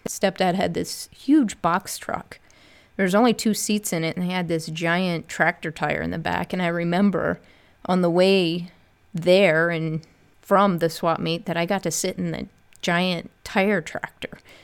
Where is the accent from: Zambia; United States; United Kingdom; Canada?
United States; Northeast Ohio; now in Columbus, United States; I'm originally from Northeast Ohio, born and raised. I moved down to Columbus, Ohio, where I currently live and work